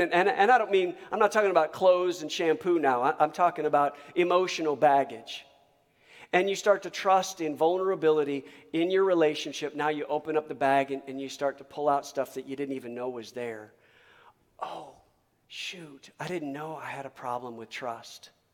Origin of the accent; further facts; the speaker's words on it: Michigan, United States; moved away as an adult; also born or lived in Texas; I was raised in Michigan